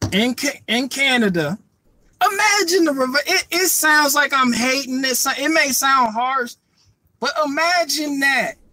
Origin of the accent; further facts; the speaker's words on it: United States; I'm American. Anywhere I go, they gonna know I'm American. You you gonna know I'm not African. You gonna know I'm not Jamaican. I'm definitely not from London.